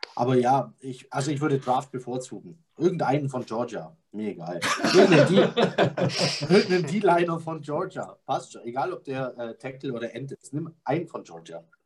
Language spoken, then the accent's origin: German; Bavarian Swabia, Germany; Ich bin auch bayerischer Schwabe, aber ich bin Schwabe.